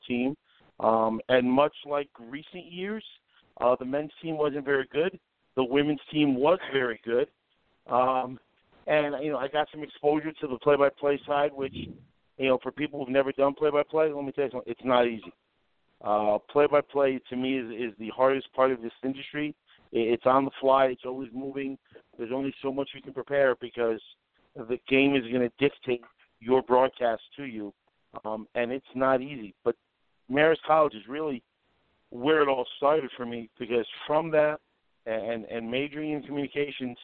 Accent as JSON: {"language": "English", "town": "Stamford", "region": "Connecticut", "country": "United States", "tie": "born or raised there", "said": "I grew up in Connecticut, right outside of New York, Stamford, Connecticut"}